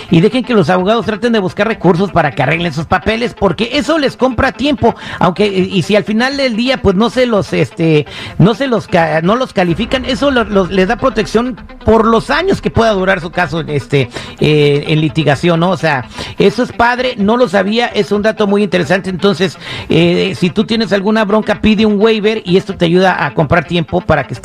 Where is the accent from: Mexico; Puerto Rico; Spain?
Mexico; Michoacán; Soy de Michoacán.